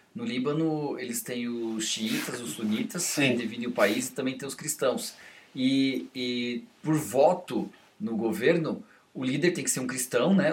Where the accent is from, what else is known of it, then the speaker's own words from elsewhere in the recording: Brazil; a gente como brasileiro